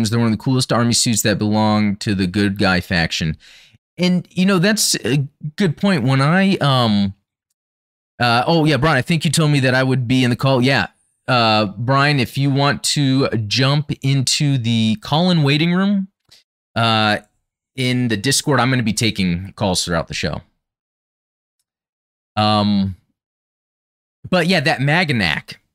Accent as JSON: {"language": "English", "country": "United States", "said": "…, heavy arms, not just because I'm American."}